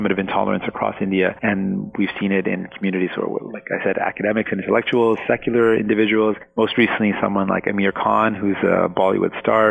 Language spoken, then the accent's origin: English; Windsor, Ontario, Canada; first language Punjabi; English is a second language; also born or lived in Scarborough, Ontario / Punjab / Newfoundland; I grew up in Windsor